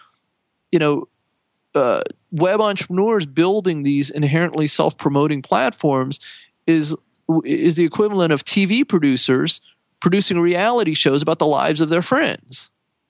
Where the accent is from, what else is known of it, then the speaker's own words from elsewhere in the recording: San Jose, California, United States; I grew up in San Jose